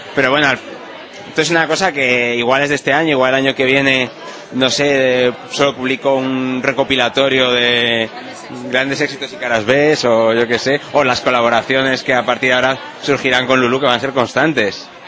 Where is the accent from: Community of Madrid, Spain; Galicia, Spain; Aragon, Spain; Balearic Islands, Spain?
Community of Madrid, Spain; Madrid; yo además soy de Madrid y de demasiado de Madrid incluso, porque tengo abuelos de Madrid